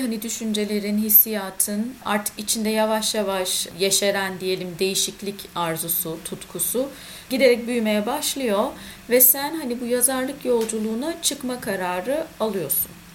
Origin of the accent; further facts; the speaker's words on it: Ankara, Turkey; moved away; also born or lived in Istanbul; İkimiz de Ankaralıyız.